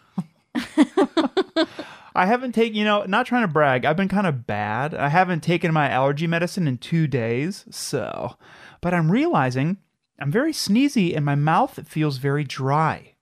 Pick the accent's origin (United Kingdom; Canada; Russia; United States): United States; Midwest; we're from the Midwest